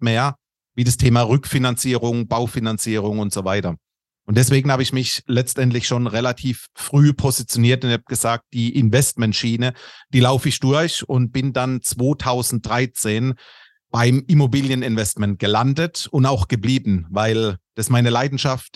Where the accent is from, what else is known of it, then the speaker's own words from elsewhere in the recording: Karlsruhe-Mannheim-Heidelberg region, Baden-Württemberg, Germany; accent: Kurpfälzisch; moved away as an adult; now in Munich, Germany; bin aber gebürtig aus der Region Karlsruhe-Mannheim-Heidelberg. Das dürfte man vermutlich auch in meinem Slang hören. Das etwas kurpfälzische drückt dadurch